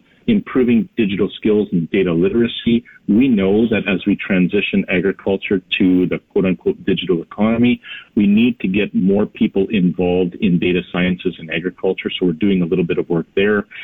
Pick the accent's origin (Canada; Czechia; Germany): Canada; we're Canadian